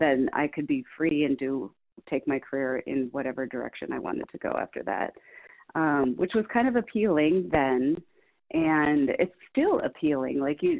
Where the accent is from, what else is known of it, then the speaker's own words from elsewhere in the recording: Midwest, United States; We are growing an agency that is, roots are in the Midwest, and I'm a Midwesterner